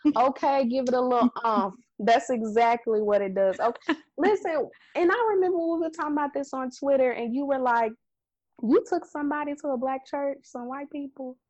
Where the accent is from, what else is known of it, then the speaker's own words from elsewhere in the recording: Mississippi, United States; we are Black women from Mississippi